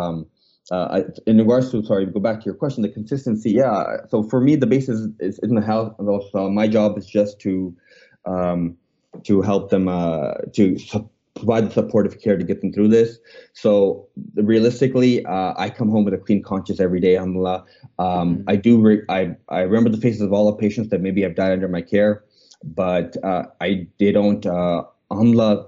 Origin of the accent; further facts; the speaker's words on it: Canada; moved away; also born or lived in Pakistan (parents); I'm from Canada